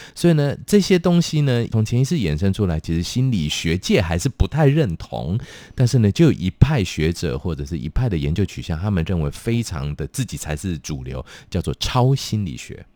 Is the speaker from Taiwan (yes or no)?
yes; Pingtung County, Taiwan; now in Taipei, Taiwan; 我的老家在屏东